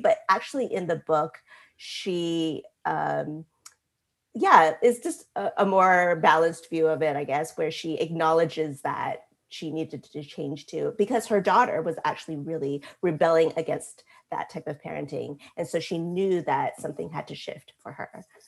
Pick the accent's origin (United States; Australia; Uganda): United States; growing up in America